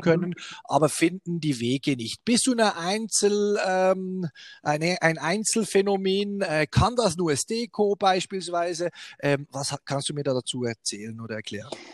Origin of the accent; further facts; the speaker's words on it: Switzerland; also born or lived in Bern; bei uns in der Schweiz